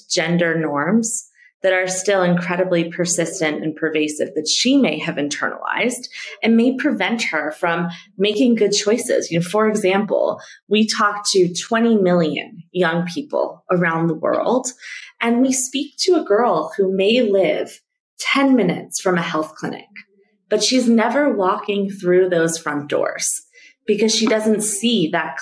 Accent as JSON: {"language": "English", "town": "Denver", "region": "Colorado", "country": "United States", "tie": "born or raised there", "moved": "as an adult", "lives_now": "Nairobi, Kenya", "said": "I grew up in Denver, Colorado"}